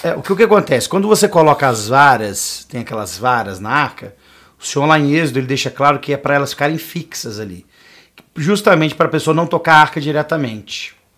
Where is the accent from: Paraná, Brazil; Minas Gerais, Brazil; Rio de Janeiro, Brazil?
Minas Gerais, Brazil; eu falando como um bom mineiro